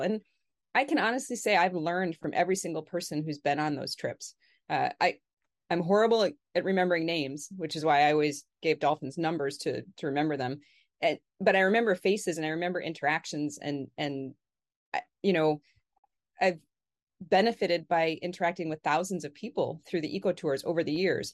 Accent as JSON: {"language": "English", "region": "Connecticut", "country": "United States", "tie": "born or raised there", "said": "I grew up in Connecticut in New England"}